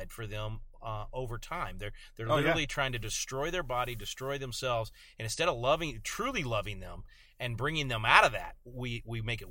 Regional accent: Texas, United States; I'm a Texan

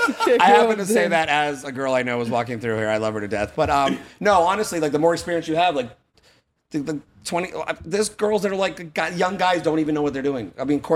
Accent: Boston, Massachusetts, United States; now in Fort Myers, United States; I'm still from Boston

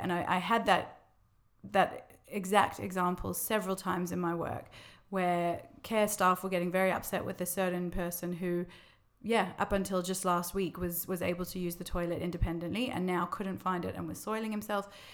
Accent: Australia; moved away as an adult; now in London, United Kingdom; I'm from Australia originally, if you can't pick up from my accent.

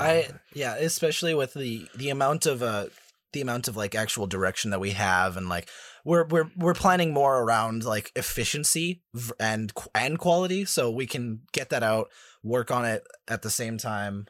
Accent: Canada; I'm, I'm Canadian

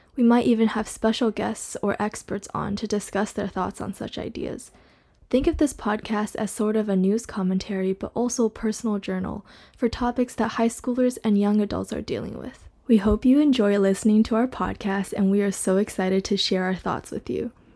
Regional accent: Southern California, United States; now in Shanghai, China; I grew up in Southern California, but I'm living in Shanghai where I was born

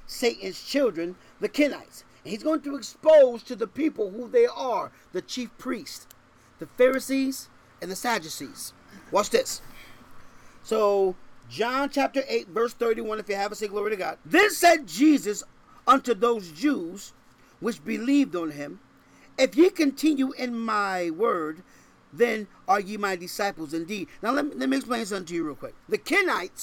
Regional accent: Connecticut, United States; now in Texas, United States; I'm from Connecticut

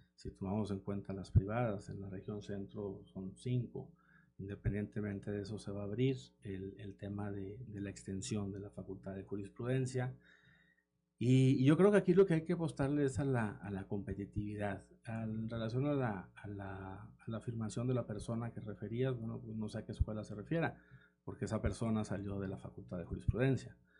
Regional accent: Saltillo, Coahuila, Mexico; yo soy de Saltillo, soy originario de aquí de Coahuila

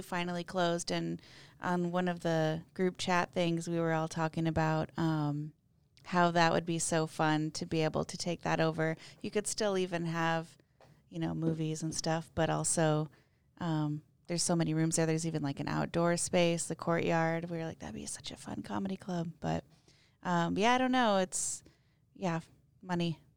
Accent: Mitchell, South Dakota, United States; I grew up in Mitchell, South Dakota

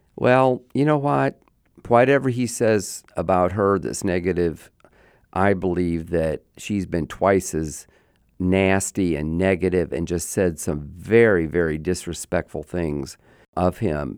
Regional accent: Sanford, Florida, United States; born or raised there

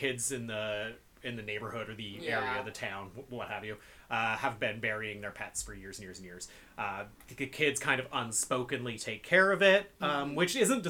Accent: East Coast, United States; I mean, I'm from the East Coast, so I know exactly what kind of road it looks like

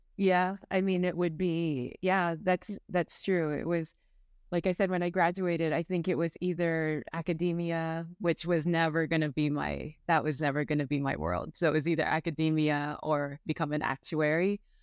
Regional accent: San Francisco, California, United States; I was born and raised in San Francisco

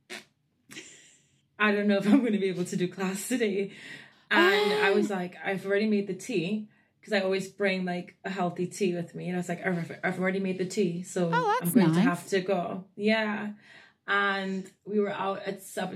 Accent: Trinidad & Tobago; moved away; I'm born and raised in Trinidad and Tobago in the West Indies

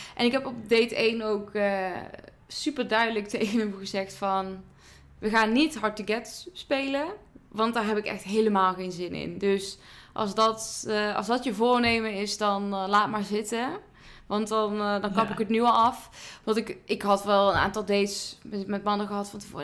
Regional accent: near Eindhoven, North Brabant, Netherlands; ik kom uit Brabant, uit de buurt van Eindhoven

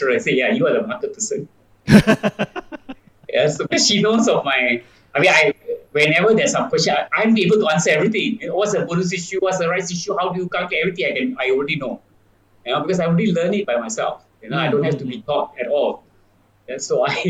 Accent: Tampin, Negeri Sembilan, Malaysia; moved away; I'm from Tampin, in Sembilan. It's a small town.

